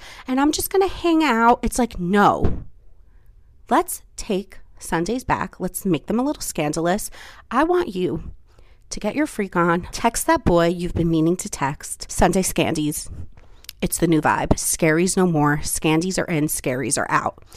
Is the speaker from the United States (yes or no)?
yes; New Jersey, United States; moved away; I take you home to New Jersey with me for Thanksgiving, do some random footage with my family, with like in my hometown